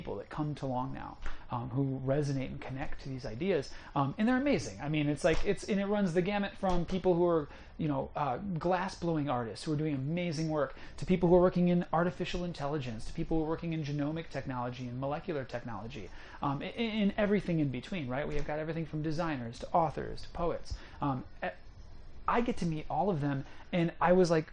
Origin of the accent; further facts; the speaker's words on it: Chicago, Illinois, United States; moved away as an adult; now in West Coast, United States; I'm from Chicago, and I moved to the West Coast